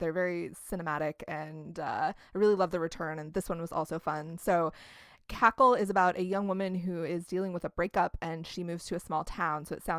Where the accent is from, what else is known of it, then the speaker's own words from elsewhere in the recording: Midwest, United States; We're from the Midwest.